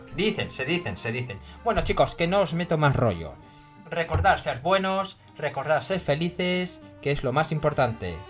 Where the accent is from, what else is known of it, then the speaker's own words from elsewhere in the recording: Spain; Como solemos decir en España